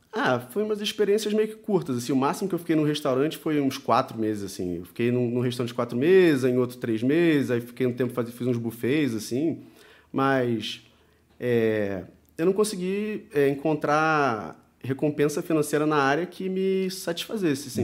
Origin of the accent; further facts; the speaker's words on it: Rio de Janeiro, Brazil; eu sou do Rio de Janeiro, tenho 37 anos